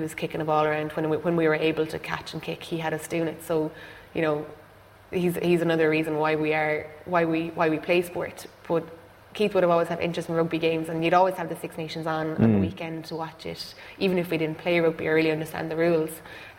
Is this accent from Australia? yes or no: no; West Clare, Munster, Ireland; moved away as an adult; now in Dublin, Ireland; we're from West Clare, so, you know, it's a huge GAA background and huge GAA area, so rugby wasn't a thing really until I moved to Dublin.